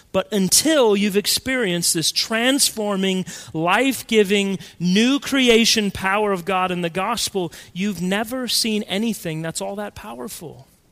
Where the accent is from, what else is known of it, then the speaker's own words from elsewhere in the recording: Colorado, United States; When I was a kid growing up in Colorado